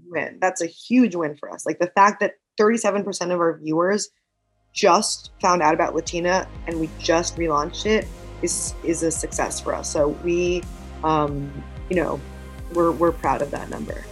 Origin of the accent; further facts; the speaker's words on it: New York, United States; I grew up in New York.